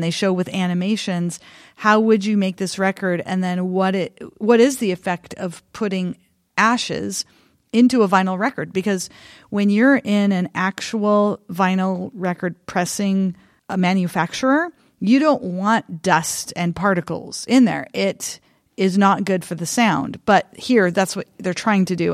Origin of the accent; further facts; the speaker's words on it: eastern Oregon, United States; I grew up in a rural, tiny, tiny rural town in eastern Oregon